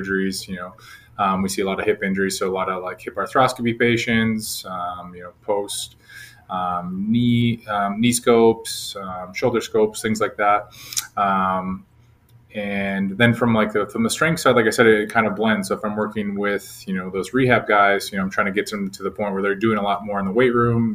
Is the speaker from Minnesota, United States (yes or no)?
yes; Minnesota, United States; moved away as an adult; now in Dallas, United States; I grew up back in Minnesota